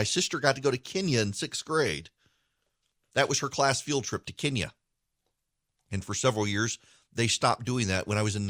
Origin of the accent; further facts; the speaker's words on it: Dubai, United Arab Emirates; You know, I was a kid. I grew up in Dubai.